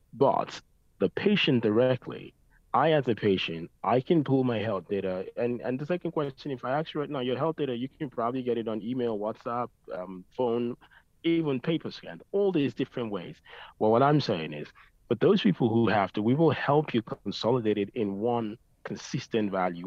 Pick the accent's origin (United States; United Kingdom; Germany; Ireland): Ireland; Dublin, Leinster; I grew up in Ireland in Dublin